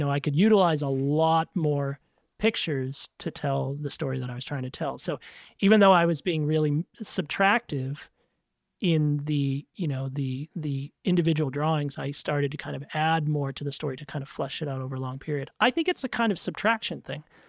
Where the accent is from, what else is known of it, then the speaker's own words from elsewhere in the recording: New England, United States; I grew up in New England and, you know, big Irish Italian family on the East Coast